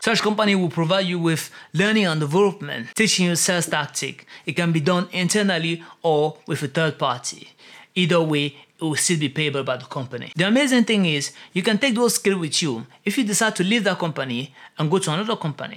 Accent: Cameroon; In Cameroon, for example, which is my home country

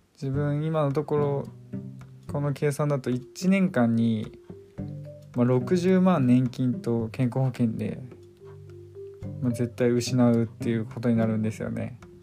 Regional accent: Kanto, Japan; moved away as an adult; also born or lived in Asahikawa, Hokkaido; now in Hokkaido, Japan; 関東の夏まあ自分の実家はクーラーないから

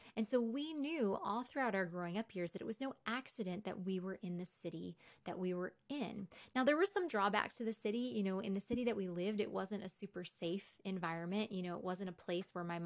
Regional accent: New York, United States; moved away; also born or lived in Wheaton; the environment I grew up in New York

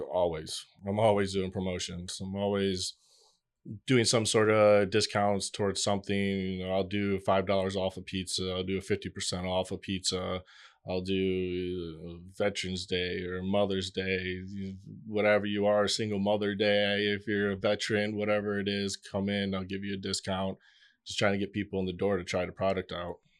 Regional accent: Michigan, United States; born or raised there; moved away as an adult; now in Miami, United States

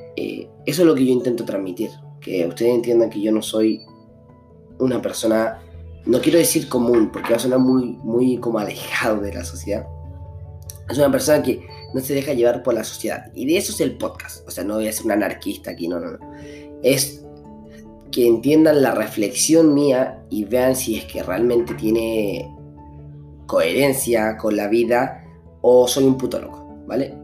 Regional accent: Chile; soy de Chile

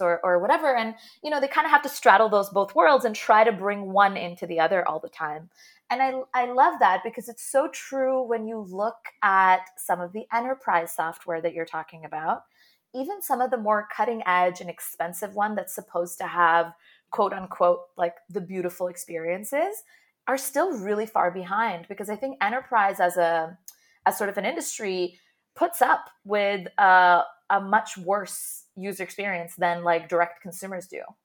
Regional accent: Jeddah, Makkah Province, Saudi Arabia; moved away as an adult; also born or lived in Toronto; So I grew up in Jeddah in Saudi Arabia and then moved to Toronto for undergrad.

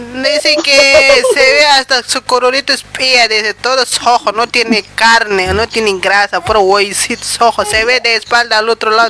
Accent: Bolivia; moved away as an adult; now in Argentina; Yo soy de Bolivia y seré de Bolivia. Por más que viva aquí años

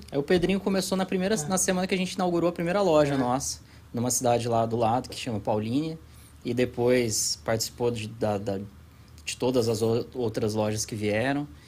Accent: Pouso Alegre, Minas Gerais, Brazil; moved away as an adult; also born or lived in Florianópolis; eu sou de Pouso Alegre, sul de Minas

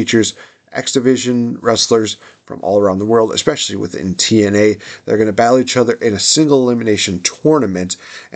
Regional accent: United States; I'm American

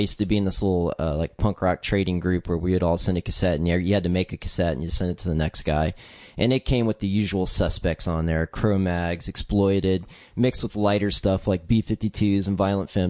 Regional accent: Texas, United States; also born or lived in Virginia; yeah, Virginia and Texas. Basically, I'm from Texas, but I'm a military kid, so I ended up back in Texas when my dad retired, and that was for my senior year.

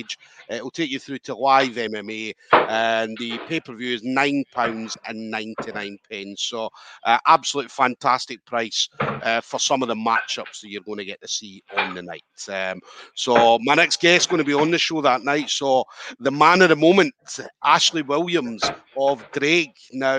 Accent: Scotland, United Kingdom; us Scottish

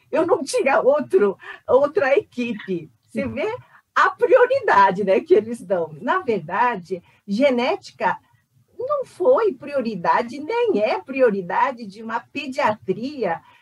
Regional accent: South Korea; now in Brazil; Na verdade, eu sou coreana, só para dizer, eu não sou chinesa. Sou coreana que faz 57 anos no Brasil

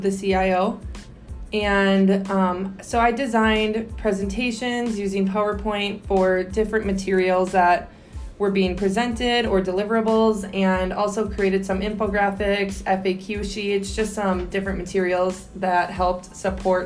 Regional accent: De Pere, Wisconsin, United States; moved away as an adult; also born or lived in Eau Claire, Wisconsin; now in Chicago, United States; I grew up in De Pere, Wisconsin. It's a little suburb outside of Green Bay.

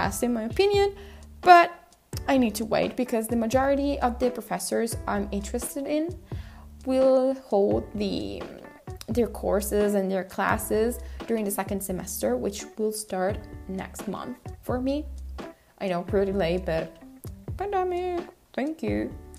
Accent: Japan; accent: Japanese; English is a second language; my accent, because I think it's pretty Japanese when I speak Korean, and many other friends are telling me this every time I speak Korean with them

